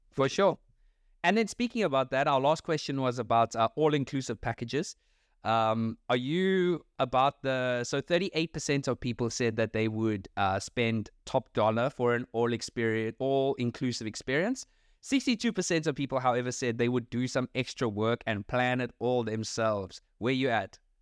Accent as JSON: {"language": "English", "country": "South Africa", "said": "as a South African. Not that it's just like I'm South African"}